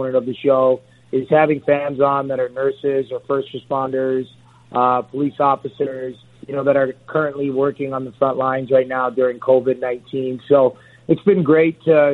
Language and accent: English; Toronto, Ontario, Canada; I got to do that in my hometown